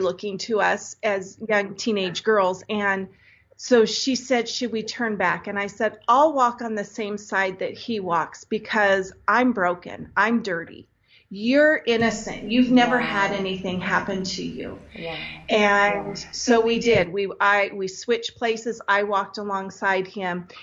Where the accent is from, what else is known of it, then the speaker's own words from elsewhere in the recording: Santa Cruz, California, United States; I grew up in Santa Cruz, California